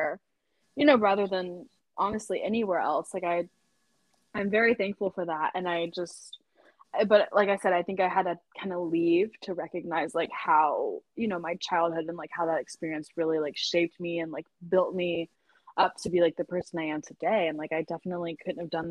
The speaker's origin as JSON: {"language": "English", "town": "Lake Charles", "region": "Louisiana", "country": "United States", "tie": "born or raised there", "moved": "yes", "lives_now": "Oxford, United States", "said": "growing up in Louisiana"}